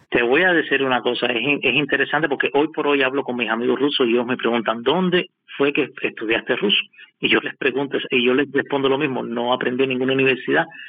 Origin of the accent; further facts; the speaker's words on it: Havana, Cuba; moved away as an adult; now in Moscow, Russia; soy de La Habana mismo y salí de La Habana mismo y llegué aquí a Moscú